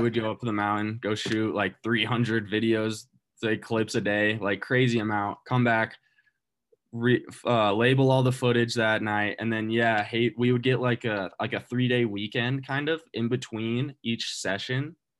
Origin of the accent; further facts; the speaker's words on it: Durango, Colorado, United States; also born or lived in Steamboat Springs, Colorado; I grew up in Durango, Colorado. I'm originally from Colorado